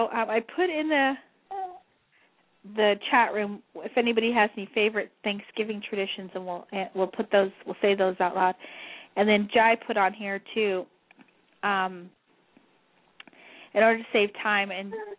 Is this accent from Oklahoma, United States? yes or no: no; New Mexico, United States; moved away; Because I'm, you know, Spanish. I'm from New Mexico.